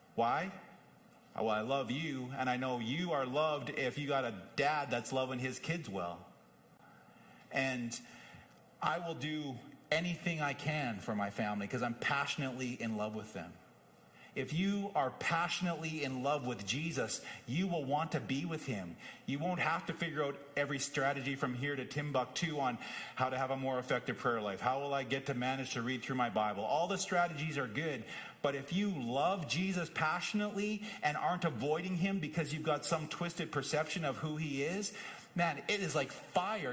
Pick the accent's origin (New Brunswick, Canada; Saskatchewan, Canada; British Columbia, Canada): Saskatchewan, Canada; Whitewood; moved away; Both my home in Saskatoon and my home growing up in Whitewood